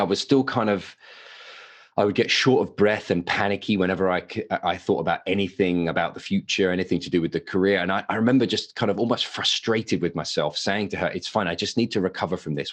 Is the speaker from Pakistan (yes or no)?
no; United Kingdom; accent: English; moved away as an adult; now in Westfield, United States; Don't be fooled by the accent. I am a Brit, uh, but I live in America.